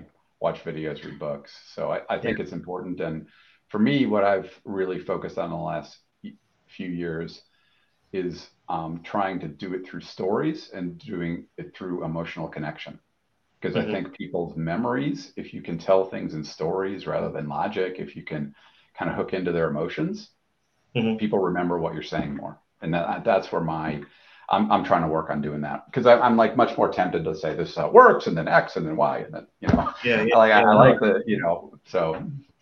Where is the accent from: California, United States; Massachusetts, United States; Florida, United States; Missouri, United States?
Massachusetts, United States; I'm from Massachusetts